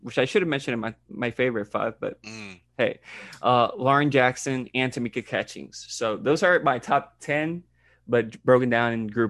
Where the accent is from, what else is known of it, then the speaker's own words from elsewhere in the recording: Puerto Rico; first language Spanish; English is a second language; I'm from Puerto Rico, so that's my native language